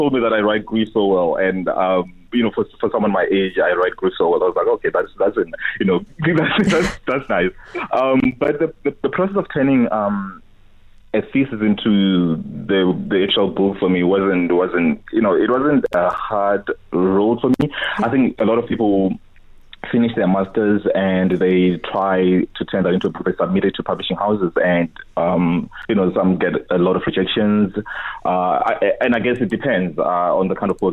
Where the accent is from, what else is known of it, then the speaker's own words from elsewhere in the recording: South Africa; moved away; also born or lived in Cape Town; I'm from Mamingisi.